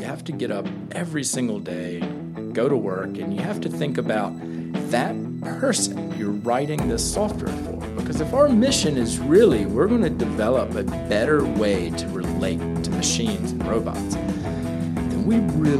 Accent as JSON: {"language": "English", "area": "Outer Banks", "region": "North Carolina", "country": "United States", "tie": "born or raised there", "said": "I grew up on the Outer Banks."}